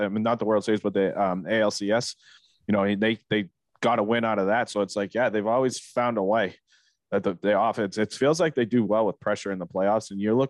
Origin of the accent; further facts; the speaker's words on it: Boston, Massachusetts, United States; we're from Boston, we're fucking ruthless.